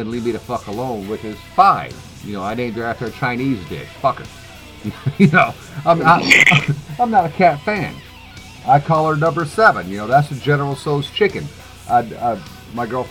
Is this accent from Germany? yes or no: yes; Germany; moved away; I grew up in Germany